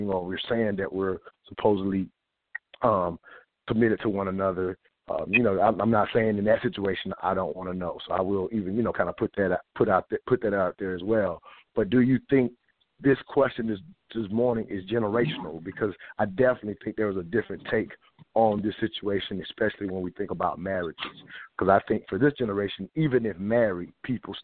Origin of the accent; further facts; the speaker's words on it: the South, United States; growing up in the South